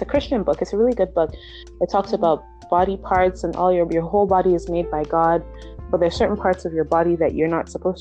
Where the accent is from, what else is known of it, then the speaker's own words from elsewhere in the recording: Nigeria; moved away; my sister, my siblings and I, we grew up in Nigeria.